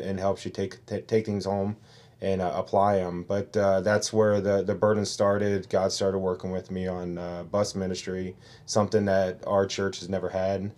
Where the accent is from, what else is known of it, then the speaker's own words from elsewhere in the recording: Cincinnati, Ohio, United States; moved away as an adult; now in Yucaipa, United States; Originally born and raised in Cincinnati, Ohio